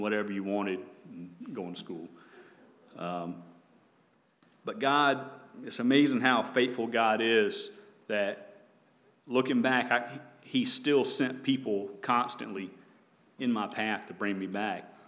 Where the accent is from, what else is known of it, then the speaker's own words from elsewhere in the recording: the South, United States; also born or lived in North Carolina; growing up in the South